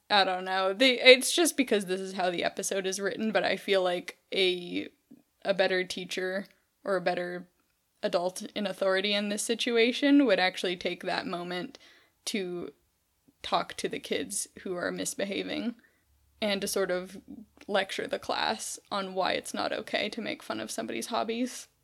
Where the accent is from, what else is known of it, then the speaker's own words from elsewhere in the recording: California, United States; growing up in California, we didn't eat in a cafeteria ever